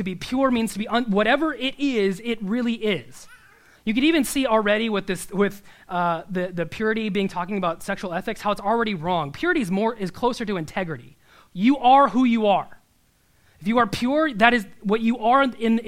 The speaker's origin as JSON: {"language": "English", "region": "Nebraska", "country": "United States", "said": "I'm from Nebraska"}